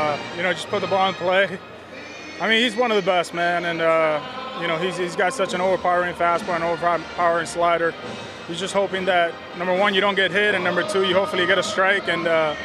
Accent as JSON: {"language": "English", "town": "Miami", "region": "Florida", "country": "United States", "said": "I'm from Miami"}